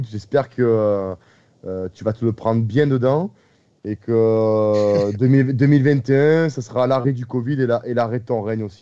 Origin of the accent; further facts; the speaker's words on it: Marseille, Provence-Alpes-Côte d'Azur, France; moi, je suis marseillais, comme vous l'entendez tous, j'ai un accent.